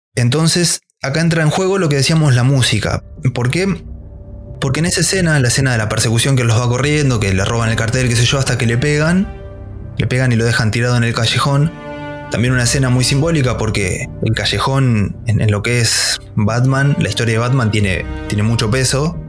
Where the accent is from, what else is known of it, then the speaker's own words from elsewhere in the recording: La Pampa, Argentina; yo soy de La Pampa, bien el interior, un pueblito totalmente random.